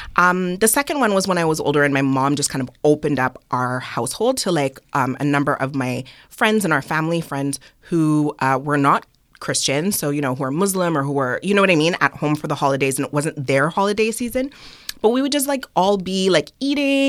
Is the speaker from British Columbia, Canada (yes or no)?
no; Montreal, Quebec, Canada; growing up in Montreal, so my mom is Trini and my dad is Nigerian